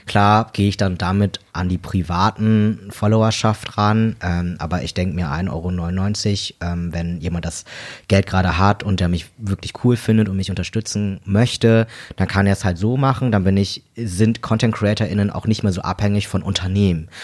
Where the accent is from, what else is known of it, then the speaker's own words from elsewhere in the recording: Delmhorst, Lower Saxony, Germany; moved away as an adult; now in Hamburg, Germany; ich komme hier so aus dem Raum Bremen, bin hier geboren und aufgewachsen